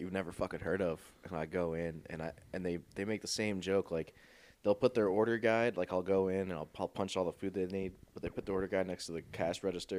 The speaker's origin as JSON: {"language": "English", "region": "Michigan", "country": "United States", "tie": "born or raised there", "moved": "as an adult", "lives_now": "South Bend, United States", "said": "I was born and raised in Michigan. Like, I got my license here"}